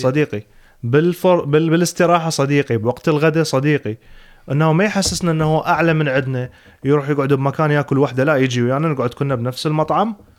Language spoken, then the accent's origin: Arabic; Iraq; moved away as an adult; now in Sweden; اول ما انتقلت من العراق للسويد